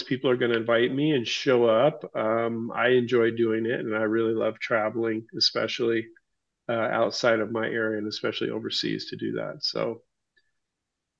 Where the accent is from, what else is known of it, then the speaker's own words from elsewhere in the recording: Tacoma, Washington, United States; now in New Hampshire, United States; Born and raised in the Seattle area in Tacoma, Washington. I now reside in the state of New Hampshire on the other side of the country